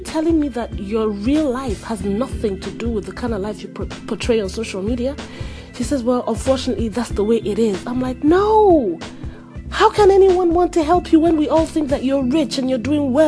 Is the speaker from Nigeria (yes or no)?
yes; Nigeria; now in United States; I'm in America and she is in Nigeria, and I'm Nigerian